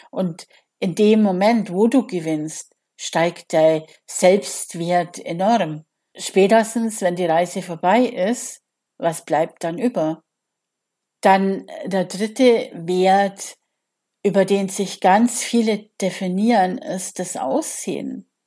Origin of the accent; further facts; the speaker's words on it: Bavaria, Germany; Also ich komme ja aus Bayern und er war natürlich der Held unserer Jugend damals mit Pop nach acht im Radio.